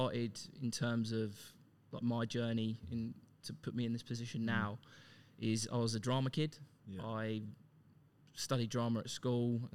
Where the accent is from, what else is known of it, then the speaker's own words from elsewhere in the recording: Luton, East of England, United Kingdom; moved away as an adult; now in Melbourne, Australia; Luton if you pronounce your T's properly. Multiple times voted the worst place to live in the UK. So as you can imagine, quite a rough upbringing